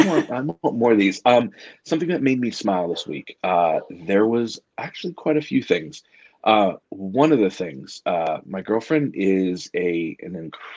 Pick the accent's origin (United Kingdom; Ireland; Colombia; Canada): Canada; I'm French Canadian, and my grandmother had this recipe called gâton